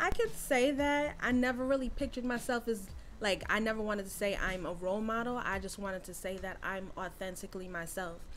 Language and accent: English; Rahway, New Jersey, United States; also born or lived in Queens, New York; raised in Rahway. Um, did my basically all my school in Rahway